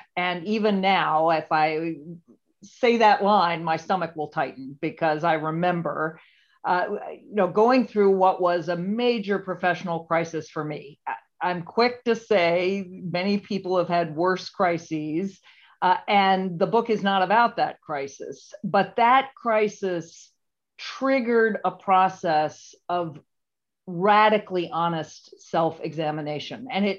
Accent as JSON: {"language": "English", "town": "Charlottesville", "region": "Virginia", "country": "United States", "tie": "born or raised there", "said": "And I grew up in Charlottesville, Virginia, born in 1958"}